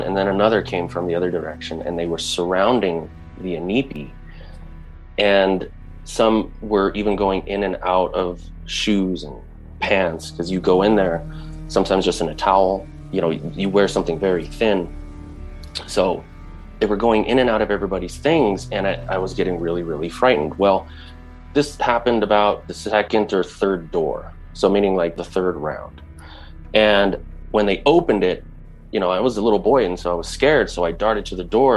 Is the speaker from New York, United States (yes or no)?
no; Denver, Colorado, United States; when I was a boy growing up in Denver, Colorado